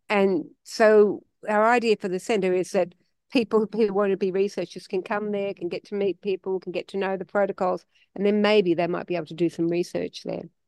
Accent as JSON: {"language": "English", "country": "Australia", "said": "we're Australian"}